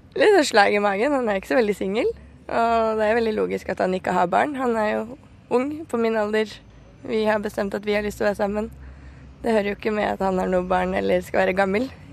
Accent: Norway; Nå har jeg akkurat begynt å jobbe i fast jobb hjemme i Norge

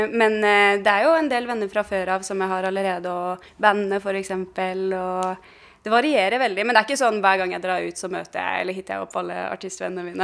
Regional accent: Oslo, Norway; Jeg, jeg vokste jo opp på Kampen her. Eh, så nå har jeg en sånn runde som går forbi den leiligheten eh, jeg vokste opp i.

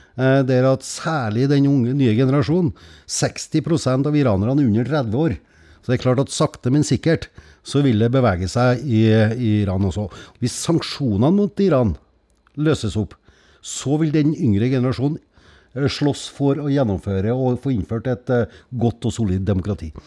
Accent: Skogn, Trøndelag, Norway; er fra Skogn

